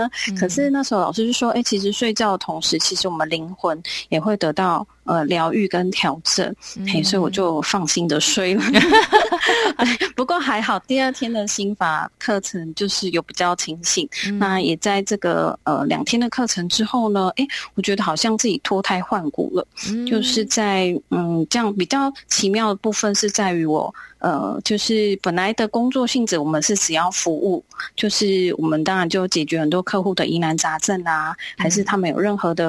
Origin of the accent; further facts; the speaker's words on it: Zhonghe, New Taipei, Taiwan; 那我是来自台北中和的